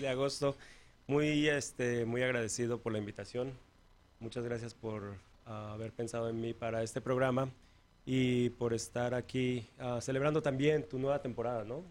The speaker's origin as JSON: {"language": "Spanish", "region": "Mexico City", "country": "Mexico", "moved": "yes", "lives_now": "United States", "said": "soy de la Ciudad de México. Vine aquí a Estados Unidos hace 32 años."}